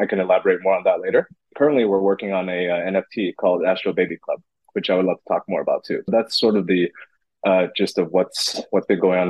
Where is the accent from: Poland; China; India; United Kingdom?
China; Beijing; moved away as an adult; now in California, United States; I'm originally Taiwanese. I was born in California. Shortly after a few years there, I moved with my family over to Beijing, China, where I proceeded to spend the next 20 years there. Basically grew up and educated in China.